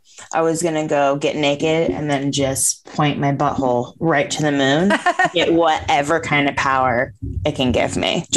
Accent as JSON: {"language": "English", "region": "Vermont", "country": "United States", "tie": "born or raised there", "said": "lived in like a different kind of like what we would call the country. And I grew up in Vermont."}